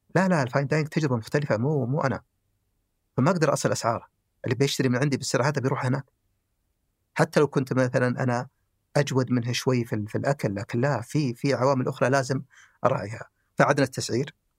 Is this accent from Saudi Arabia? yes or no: yes; the South, southern Saudi Arabia, Saudi Arabia; also born or lived in Khamis Mushait